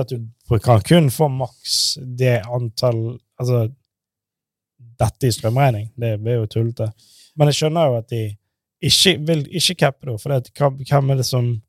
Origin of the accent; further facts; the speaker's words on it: Norway; vi som nordmenn